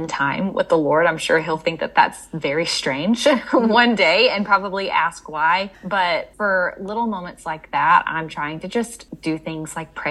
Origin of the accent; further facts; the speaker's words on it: Mississippi, United States; moved away as an adult; also born or lived in North Carolina; I grew up in Mississippi, went to college in Mississippi, and thought that I would stay in Mississippi my whole life.